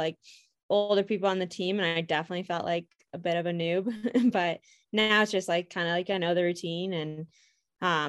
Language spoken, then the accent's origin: English; Iowa, United States; moved away as an adult; also born or lived in Missouri; now in Portland, United States; I am from Iowa